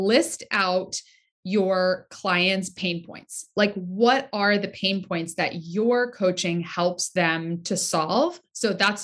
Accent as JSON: {"language": "English", "region": "Southeast Pennsylvania", "country": "United States", "tie": "born or raised there", "moved": "yes", "lives_now": "Rhode Island, United States", "said": "I am born and raised in Pennsylvania, Southeast Pennsylvania"}